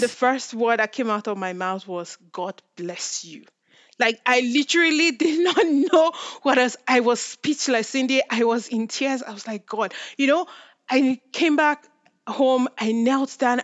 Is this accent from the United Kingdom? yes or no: no; Nigeria; now in Canada; I'm from Nigeria, and I will say right now, I'm Nigerian Canadian